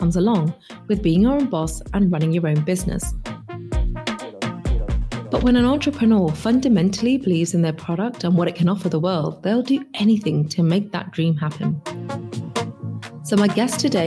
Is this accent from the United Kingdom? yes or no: yes; London, United Kingdom; I'm born and bred in London